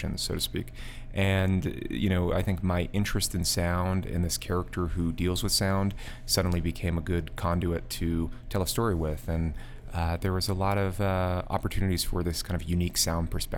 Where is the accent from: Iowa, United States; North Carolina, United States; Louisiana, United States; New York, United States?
New York, United States; outside of; now in New York City, United States; I grew up in outside of New York, in the country